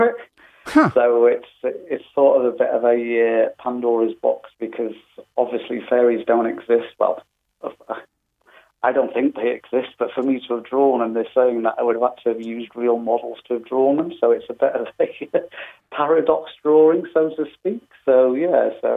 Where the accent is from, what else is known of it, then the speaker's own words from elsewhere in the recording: North Wales, United Kingdom; moved away; also born or lived in Australia; I'm from North Wales originally